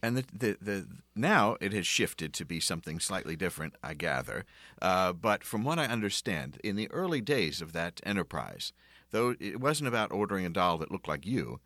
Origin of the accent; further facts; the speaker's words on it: Philadelphia, Pennsylvania, United States; moved away; I came from Philadelphia